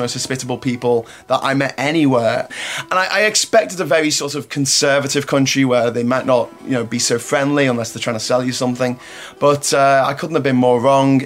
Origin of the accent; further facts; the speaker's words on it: Liverpool, North West England, United Kingdom; now in Panama; I'm from Liverpool, England